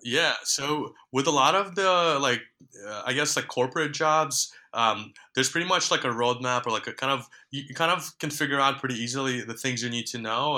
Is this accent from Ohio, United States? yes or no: no; New York, United States; also born or lived in Ukraine; my family immigrated to New York when I was um, 10 or 11 years old. And just growing up in New York